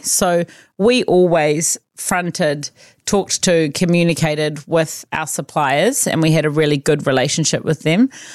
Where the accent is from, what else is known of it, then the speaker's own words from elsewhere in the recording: Auckland, New Zealand; also born or lived in Otago; I grew up in Auckland